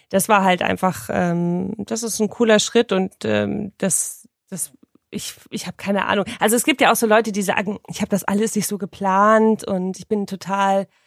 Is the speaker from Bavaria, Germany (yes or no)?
no; Hamburg, Germany; Wir kommen auch aus Hamburg.